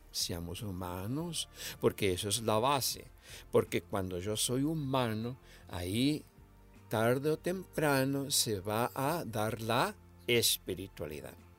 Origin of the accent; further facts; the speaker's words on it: Misiones, Argentina; moved away; yo nací en Misiones, Argentina, en el 1946. Me crié en una familia grande